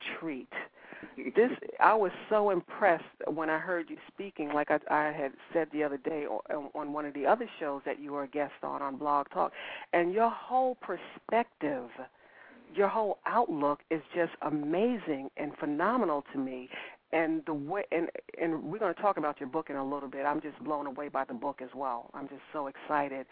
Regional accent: New York, United States; also born or lived in Brooklyn, New York; I was born and raised in New York.

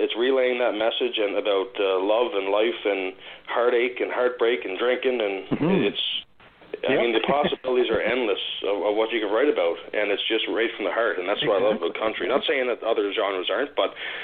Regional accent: Prince Edward Island, Canada; also born or lived in Ontario; growing up in Prince Edward Island in a small town where I'm from

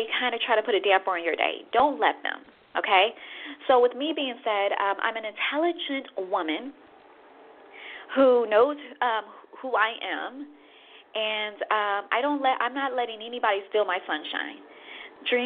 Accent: Chicago, Illinois, United States; I'm from the Midwest, Chicago

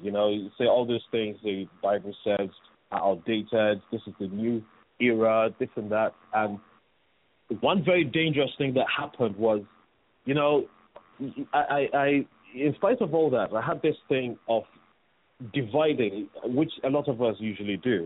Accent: Nigeria; also born or lived in England; I came straight from England to Nigeria, and I was just thrown into boarding school

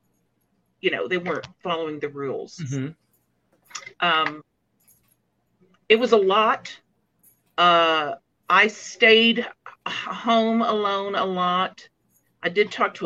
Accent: Dallas, Texas, United States; I grew up in Dallas

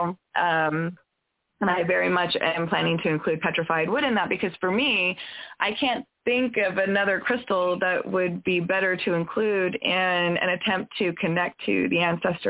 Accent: California, United States; I grew up in California where they have 100-foot redwoods

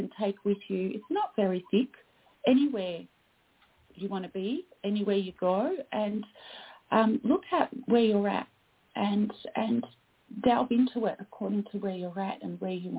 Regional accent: Australia; I am Australian

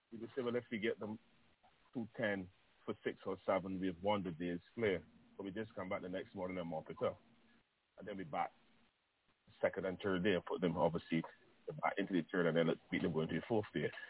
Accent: Barbados; I'm coming from Ellerslie Secondary.

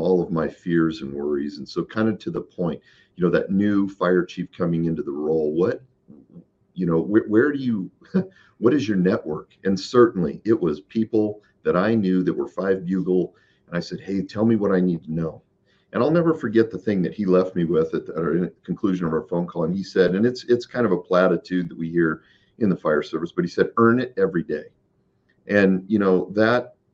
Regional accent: Boise, Idaho, United States; moved away; also born or lived in Tucson, Arizona; home for me, and home is Idaho. I was born in Boise.

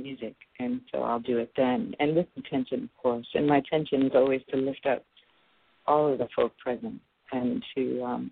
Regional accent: New York City, New York, United States; now in San Francisco Bay Area, United States; I'm a native New Yorker. I was born and raised in Brooklyn, New York.

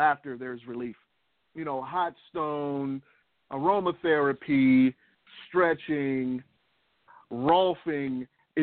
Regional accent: Oakland, California, United States; I was always an athlete growing up in Oakland

